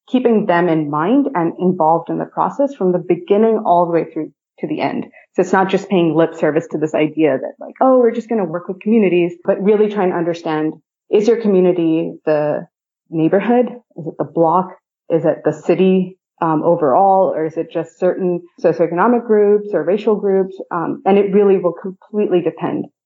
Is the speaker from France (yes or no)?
no; India; also born or lived in Philippines / Japan; So, I, I grew up in India, Philippines, and Japan.